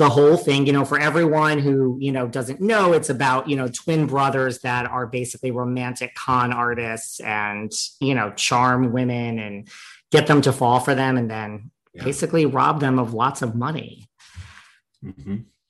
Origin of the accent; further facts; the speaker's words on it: New York City, New York, United States; I'm from New York City. I'm like a jaded person.